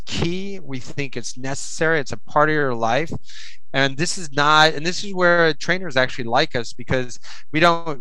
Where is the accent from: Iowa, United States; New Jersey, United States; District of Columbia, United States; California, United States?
Iowa, United States; moved away; I'm from Iowa. I'm from the Midwest